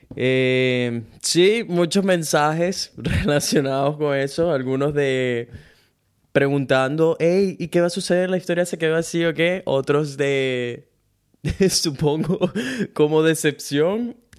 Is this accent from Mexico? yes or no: no; Venezuela; now in Brisbane, Australia; soy un latino venezolano que vive en Brisbane, Australia